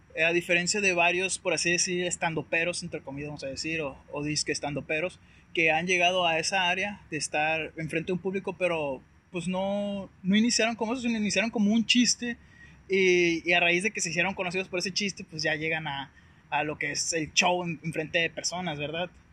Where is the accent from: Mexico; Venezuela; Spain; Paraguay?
Mexico; Guasave, Sinaloa; also born or lived in Culiacán, Sinaloa / Sonora; yo soy de Guasave, me tocó vivir un tiempo en Culiacán